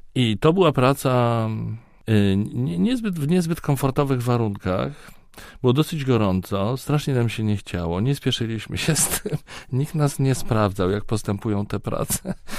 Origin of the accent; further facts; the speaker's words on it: Poland; a z Polski